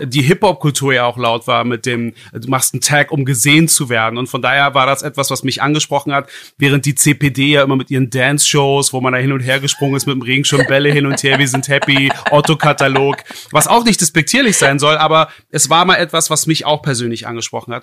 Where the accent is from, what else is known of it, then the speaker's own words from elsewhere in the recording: Berlin, Germany; einem gebürtigen Berliner wie mir